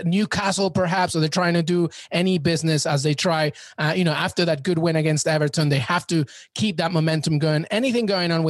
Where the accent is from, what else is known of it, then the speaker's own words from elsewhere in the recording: Peru; also born or lived in New York; I'm Peruvian and I'm a New Yorker